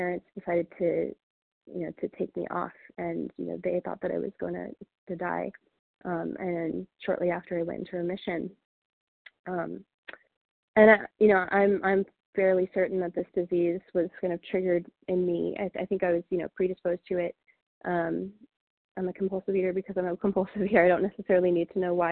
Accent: Mount Laurel, New Jersey, United States; also born or lived in Denver, Colorado; I was born in Denver, and a couple years later, I'm the oldest of three, and my family moved us to New Jersey, Mount Laurel, New Jersey, when I was about 2 years old.

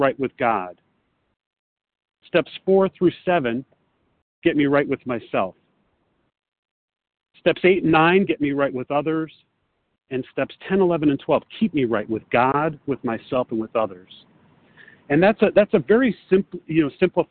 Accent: Chicago, Illinois, United States; also born or lived in Los Angeles; I'm from Chicago, but I'm calling from Los Angeles

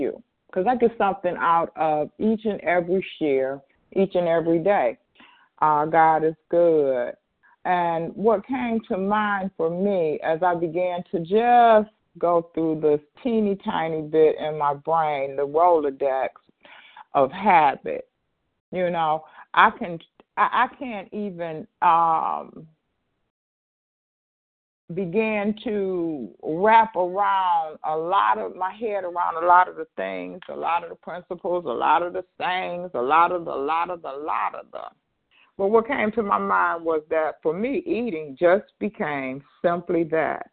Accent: Detroit, Michigan, United States; I'm from Michigan? But if I didn't, I am. Detroit, actually

